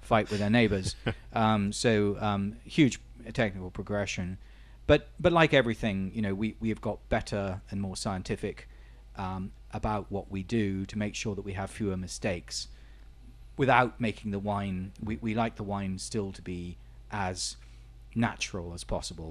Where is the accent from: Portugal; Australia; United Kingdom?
Portugal; I was born in Portugal, my father was born in Portugal, my grandfather was born in Portugal, but Um, I'm still considered by the Portuguese as being British